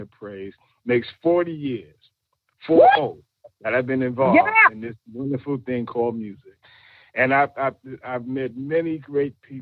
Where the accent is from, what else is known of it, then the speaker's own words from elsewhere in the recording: New York City, New York, United States; I'm from Brooklyn